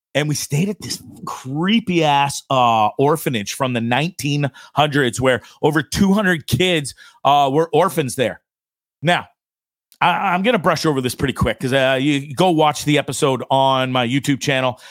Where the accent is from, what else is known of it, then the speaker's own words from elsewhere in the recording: Orillia, Ontario, Canada; moved away as an adult; I'm Canadian. Sold my house in Canada, in Aurelia, Ontario